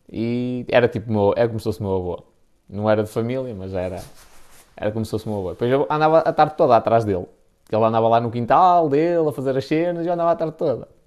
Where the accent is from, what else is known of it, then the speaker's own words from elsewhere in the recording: Baltar, Porto District, Portugal; Sou de Baltar, mais, mas mais dois meses e mudo-me para aí.